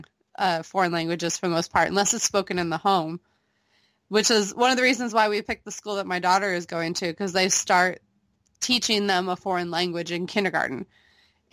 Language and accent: English; Missouri, United States; moved away as an adult; I grew up in Missouri